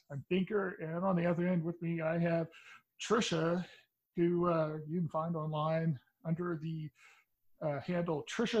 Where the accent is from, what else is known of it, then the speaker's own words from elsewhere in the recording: Texas, United States; I'm from Texas, but I'm from the part of Texas that nobody realized still exists, and everybody in my area of Texas pretty much is it's pretty much MAGA country.